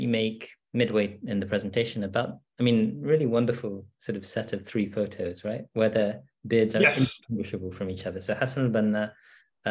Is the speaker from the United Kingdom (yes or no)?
yes; Manchester, North West England, United Kingdom; growing up in Manchester in the 1990s and 2000s